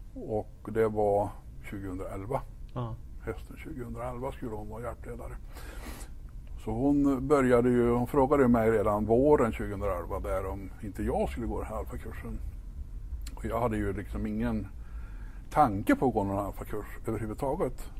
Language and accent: Swedish; Ekshärad, Värmland, Sweden; moved away; also born or lived in Stockholm / Kil; jag är född och uppvuxen uppe i Ekshärad, eh, norra Värmland